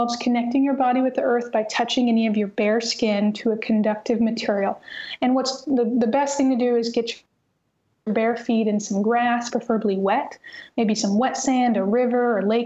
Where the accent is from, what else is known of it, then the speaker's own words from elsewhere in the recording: North Missouri, United States; growing up in North Missouri, I mean, gosh, I don't remember wearing shoes very much when I was a child